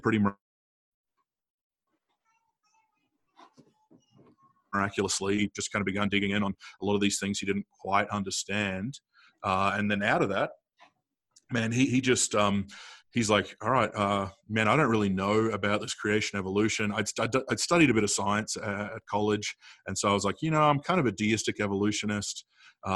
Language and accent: English; Adelaide, South Australia, Australia; I grew up in Adelaide, South Australia, come from a farming family, but, grew up kind of in the city of Adelaide